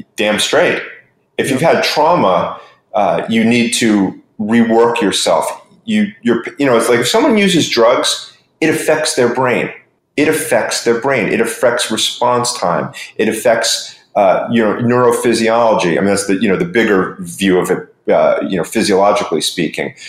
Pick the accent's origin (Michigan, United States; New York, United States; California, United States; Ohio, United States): New York, United States; now in Florida, United States; I'm originally from New York, live in Florida most of the time.